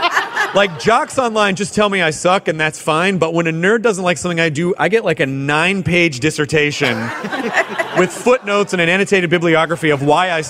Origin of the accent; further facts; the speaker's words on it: the South, United States; I grew up in the South.